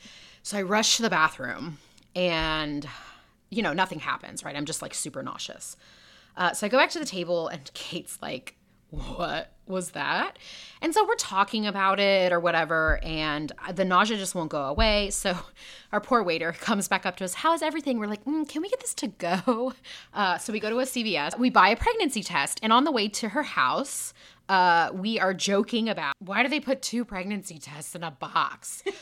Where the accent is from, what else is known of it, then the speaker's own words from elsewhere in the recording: Houston, Texas, United States; I am from Texas, Houston originally.